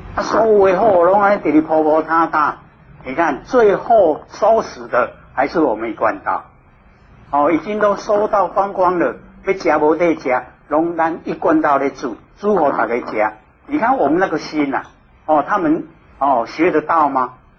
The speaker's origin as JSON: {"language": "Chinese", "country": "Taiwan", "said": "我们台湾人"}